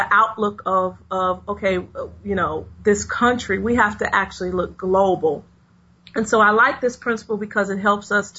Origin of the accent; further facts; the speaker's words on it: Chicago, Illinois, United States; I grew up on the South Side of Chicago